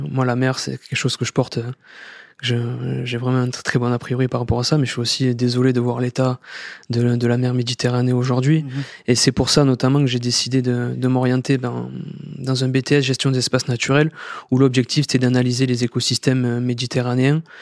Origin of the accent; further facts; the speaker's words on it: Occitania, France; j'ai eu la chance de grandir dans cette, dans cette belle ville et de travailler à, à peine 5 minutes de, de la ville de Sète